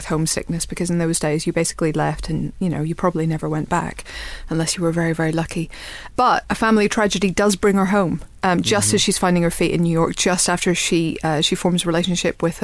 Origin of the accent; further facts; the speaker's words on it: Ireland; now in United Kingdom; I'm Irish and I live over here